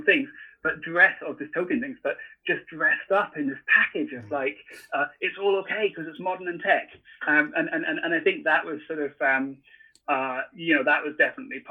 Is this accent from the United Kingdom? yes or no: yes; Scotland, United Kingdom; moved away as an adult; also born or lived in San Francisco; growing up in Scotland